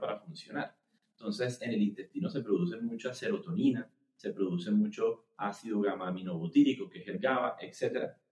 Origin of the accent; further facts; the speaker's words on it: Cartagena, Bolívar, Colombia; moved away as an adult; also born or lived in Bogotá; now in Barranquilla, Colombia; yo soy eh, cartagenero. Yo me fui a vivir a Bogotá a los 18 años